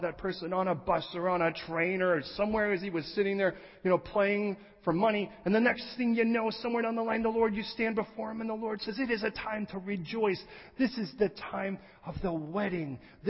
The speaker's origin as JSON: {"language": "English", "region": "California", "country": "United States", "said": "I'm coming from California, man, I like to juice things."}